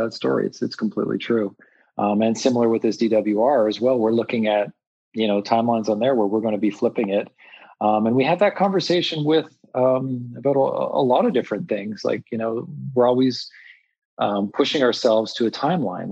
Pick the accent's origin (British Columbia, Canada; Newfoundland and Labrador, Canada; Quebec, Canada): Quebec, Canada; Montreal; I grew up in Montreal and grew up in the city